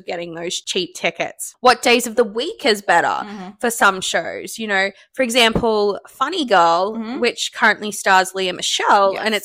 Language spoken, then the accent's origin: English; Australia; moved away; I'm from Australia.